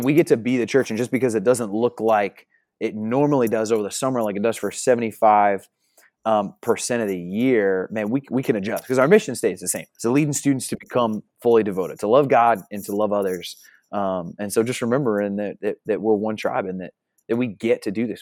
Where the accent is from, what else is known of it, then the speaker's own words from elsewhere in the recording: New Jersey, United States; moved away as an adult; also born or lived in Upstate New York; now in Oklahoma, United States; I'm originally from Jersey, so I was born and raised in New Jersey, then transplanted to New York, and now Oklahoma